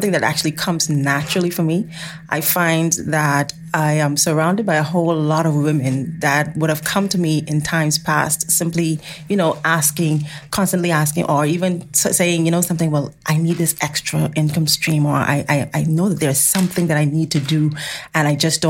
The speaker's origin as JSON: {"language": "English", "country": "Bahamas", "said": "we're from the Bahamas"}